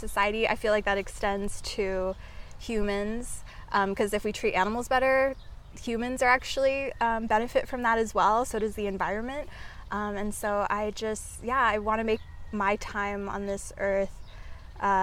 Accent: Oregon, United States; moved away as an adult; now in Oahu, United States; I'm originally from Oregon, but I moved here about 3 years ago

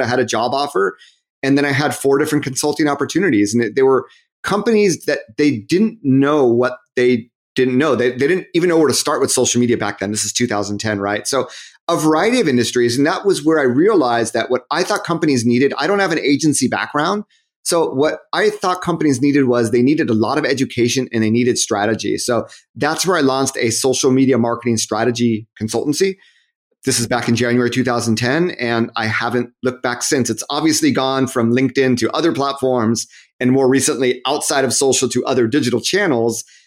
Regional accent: Southern California, United States; moved away as an adult; also born or lived in Massachusetts / Japan; I'm from Southern California.

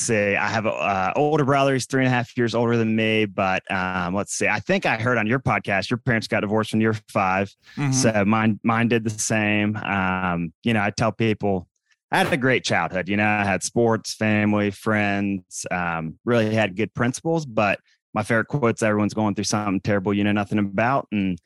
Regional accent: Raleigh, North Carolina, United States; So I live in Raleigh, North Carolina. I'm born and raised here. So a lot of people moving here, but I'm one of the few that have been here for a long time.

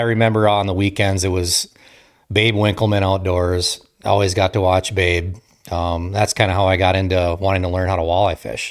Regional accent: Marquette, Michigan, United States; moved away as an adult; also born or lived in Kaukauna, Wisconsin; I grew up in Marquette, Michigan, uh, so I'm a Youper

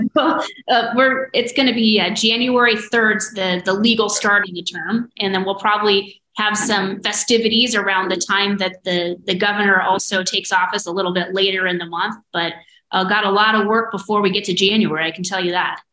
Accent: Dexter, Iowa, United States; I'm from Dexter

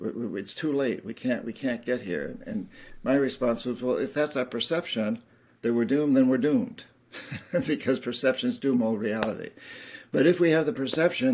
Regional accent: United States; Being an American

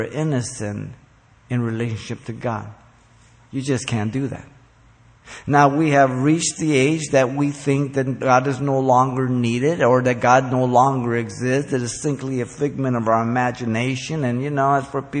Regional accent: Mexico City, Mexico; now in United States; I'm, by the way, a Mexican citizen. I was born in Mexico City. I came here in 1957.

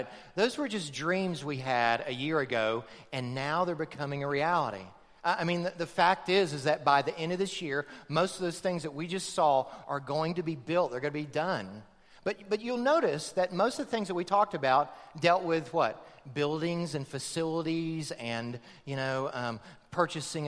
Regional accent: outside of Tampa, Florida, United States; they moved out of Tampa to the farm that I grew up on outside of Tampa

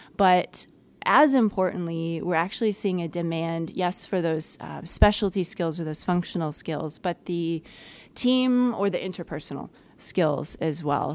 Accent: East Coast, United States; now in Detroit, United States; I'm not a native Midwesterner. Uh, I come originally from the East Coast and I worked on the West Coast

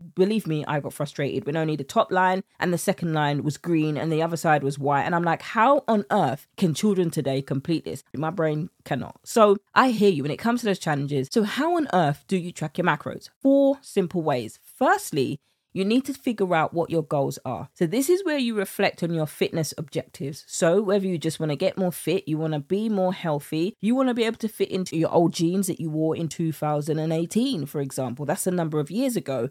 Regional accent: United Kingdom; accent: British; my British accent

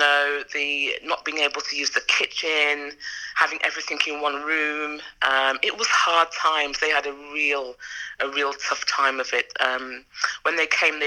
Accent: Birmingham, West Midlands, United Kingdom; I was born in Birmingham, to Jamaican parents.

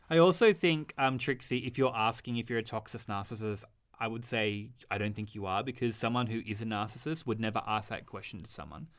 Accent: Australia; I'm Australian.

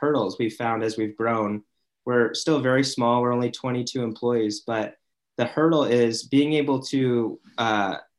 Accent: Mesa, Arizona, United States; now in Utah, United States; I'm from Mesa, Arizona, now in Utah. It's my adopted home.

